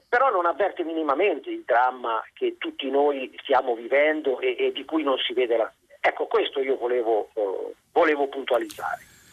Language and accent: Italian; Milan, Lombardy, Italy; now in Gubbio, Italy; io risiedo a Gubbio ma sono milanese